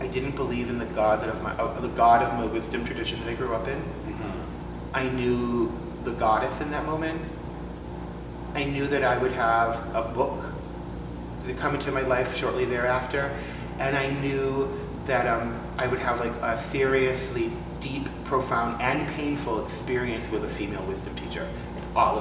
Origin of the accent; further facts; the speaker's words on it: Massachusetts, United States; I grew up in Massachusetts